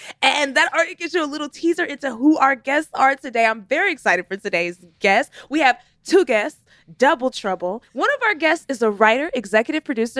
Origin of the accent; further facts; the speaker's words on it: Texas, United States; I'm from Texas.